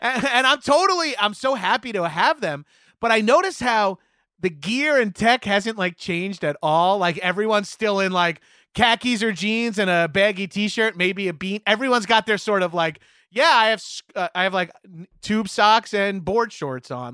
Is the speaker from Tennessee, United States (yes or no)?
no; Long Island, New York, United States; we had Alacal Cruz Surf Shop in my hometown on Long Island